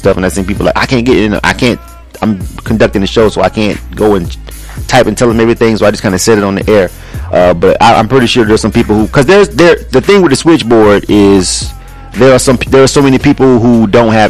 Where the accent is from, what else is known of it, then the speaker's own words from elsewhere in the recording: Panama City, Florida, United States; my hometown, Panama City, Florida.